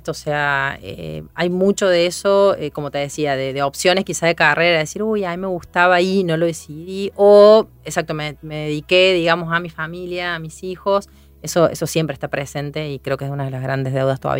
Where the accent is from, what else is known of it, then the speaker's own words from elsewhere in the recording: Córdoba, Argentina; accent: Cordobese tonada; somos cordobeses, creo que todavía se nos nota la tonada.